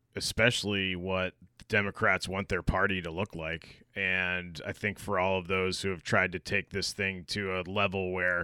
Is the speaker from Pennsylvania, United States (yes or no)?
no; Gorham, Maine, United States; I grew up in Gorham, Maine